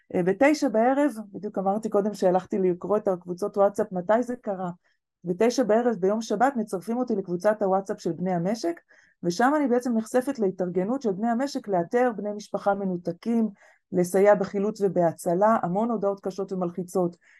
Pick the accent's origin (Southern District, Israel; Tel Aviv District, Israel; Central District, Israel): Southern District, Israel; Kfar Aza; moved away; אני במקור מכפר עזה